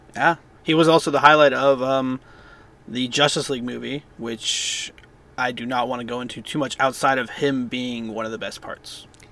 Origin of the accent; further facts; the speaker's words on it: Bay Area, California, United States; I grew up in the Bay Area mostly